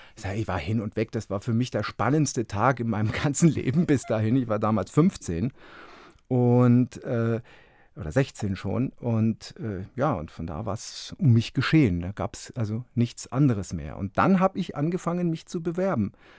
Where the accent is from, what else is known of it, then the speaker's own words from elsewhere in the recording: Fürstenfeldbruck, Bavaria, Germany; moved away as an adult; also born or lived in Munich / Augsburg / Leipzig / Berlin; ich bin ja. Äh, in München geboren und in Fürstenfeldbruck groß geworden